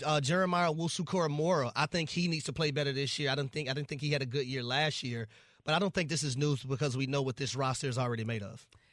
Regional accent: Atlanta, Georgia, United States; I'm from Atlanta

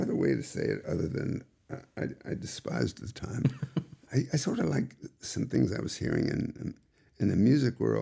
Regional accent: New York City, New York, United States; also born or lived in Kansas City, Missouri; Went back east in Forest Hills, Long Island, and to New York City, and that's where I grew up

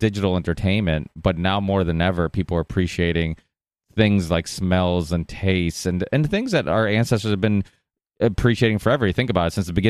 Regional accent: Portugal; Yeah, well, I'm Portuguese, and I was born in Portugal. My parents still make wine.

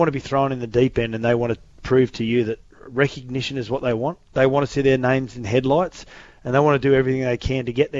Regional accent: Australia

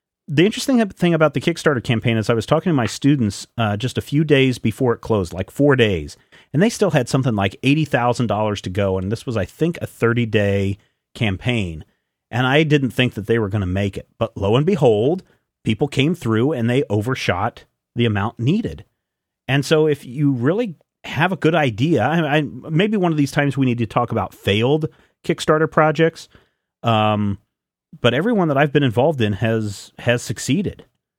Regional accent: Glasgow, Scotland, United Kingdom; I am from Glasgow. Let me fill you guys in on what barbecue means in my country.

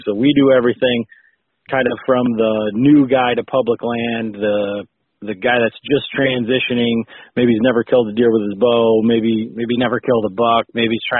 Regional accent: West Michigan, United States; I'm from West Michigan, born and raised

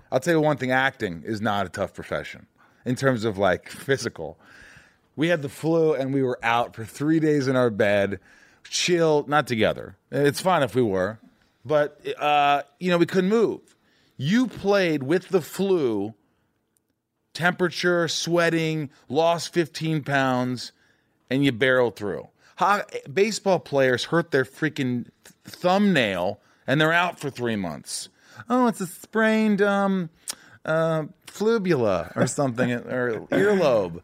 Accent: Indiana, United States; I grew up in Indiana

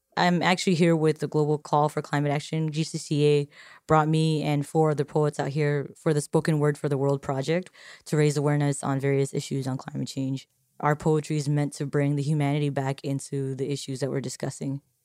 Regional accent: Marshall Islands; I'm from the Marshall Islands.

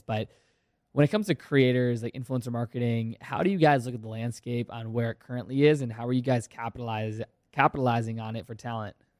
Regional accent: Virginia, United States; I played hockey for ten years growing up in Virginia.

